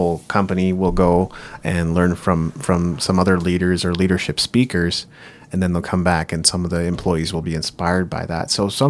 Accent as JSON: {"language": "English", "country": "Japan", "tie": "born or raised there", "lives_now": "Canada", "said": "And I grew up in Japan, but as I came back to Canada, I just didn't really feel like I made quite as many friends and didn't feel like I belong."}